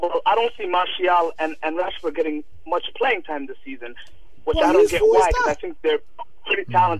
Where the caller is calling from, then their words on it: Toronto, Ontario, Canada; I'm calling from Toronto, Canada.